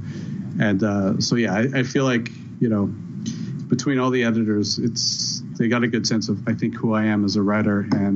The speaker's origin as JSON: {"language": "English", "country": "Canada", "said": "Being a Canadian"}